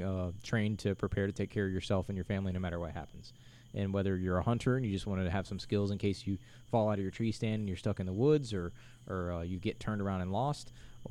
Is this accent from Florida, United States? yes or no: yes; Florida, United States; I am from Florida.